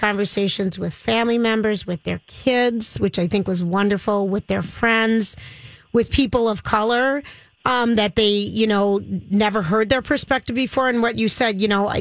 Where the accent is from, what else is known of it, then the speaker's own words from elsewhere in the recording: Minnesota, United States; as a Minnesotan